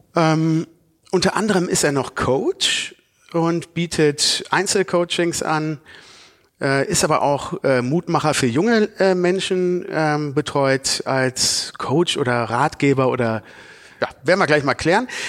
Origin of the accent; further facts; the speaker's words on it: Cologne, North Rhine-Westphalia, Germany; Wir als Kölner